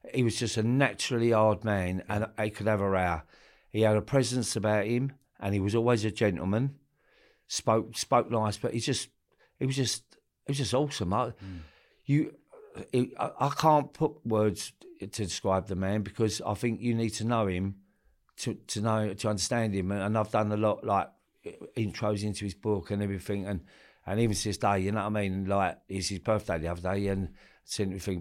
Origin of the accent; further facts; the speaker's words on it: London, United Kingdom; grew up all my life in Forest Gate, East Ham, Stratford, all them areas as a kid